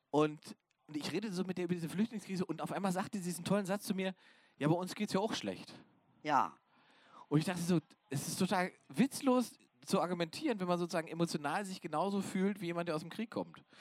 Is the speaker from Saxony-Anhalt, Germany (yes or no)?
yes; Saxony-Anhalt, Germany; ich komme ja ursprünglich aus dem Osten, aus Sachsen-Anhalt, aus der Altmark.